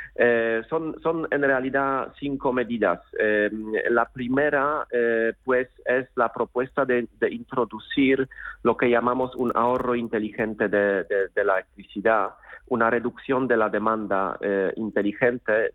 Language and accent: Spanish; Poland; now in Madrid, Spain; Soy polaco